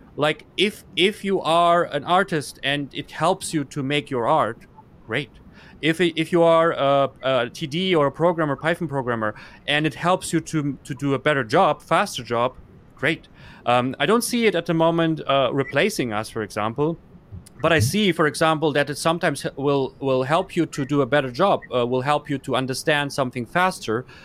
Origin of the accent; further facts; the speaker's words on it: Germany; also born or lived in Kazakhstan; I grew up in Germany